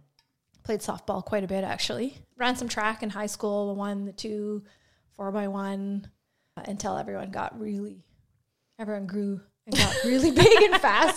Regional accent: Saskatoon, Saskatchewan, Canada; also born or lived in Regina / Pike Lake; I'm from Saskatoon. So I grew up in Saskatoon. My parents moved to Regina for a little bit, but I was young, so I don't really remember living there. And then my parents broke up, split up, and my mom and I moved back to Saskatoon.

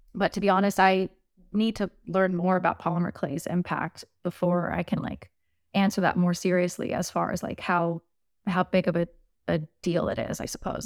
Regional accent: the South, United States; now in Nashville, United States; I'm from the South, so it's, like, it's in my blood

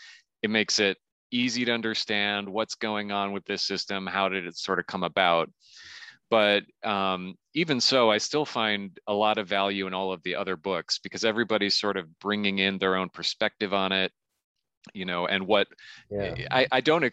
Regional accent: Saint Paul, Minnesota, United States; in the Twin Cities, in Minneapolis, I should say specifically, because I grew up in St. Paul, so we specifically say which city it is.

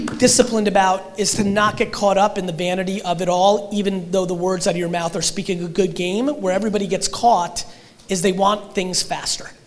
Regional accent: Russia; moved away; I was born in Russia

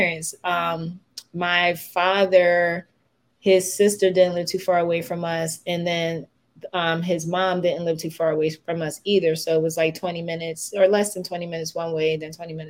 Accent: Philadelphia, Pennsylvania, United States; I'm the little brown girl who grew up on just about 26th and Girard

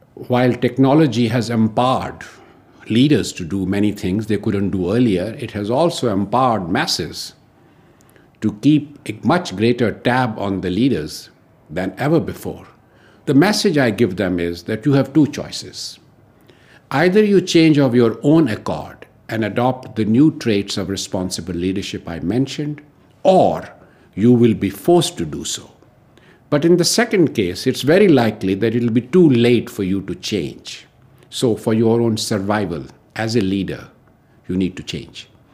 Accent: New Delhi, Delhi, India; I'm from New Delhi, India.

